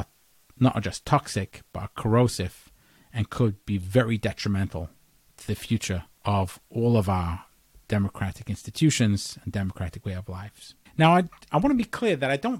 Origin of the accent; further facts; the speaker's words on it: England, United Kingdom; now in United States; although I was born in England, I'm an American citizen